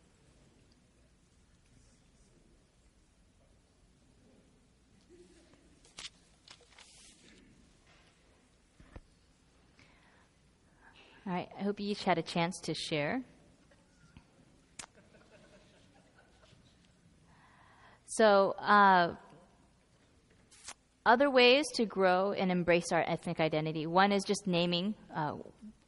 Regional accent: Northern California, United States; I'm from Northern California, so I say heca

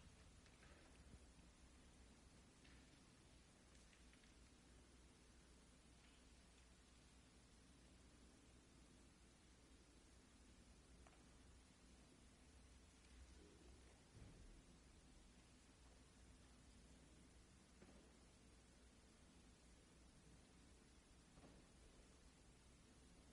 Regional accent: Northern California, United States; I'm from Northern California, so I say heca

